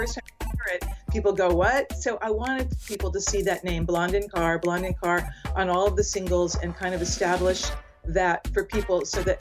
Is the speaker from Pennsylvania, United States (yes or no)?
no; Los Angeles, California, United States; moved away as an adult; also born or lived in United Kingdom; I'm from Los Angeles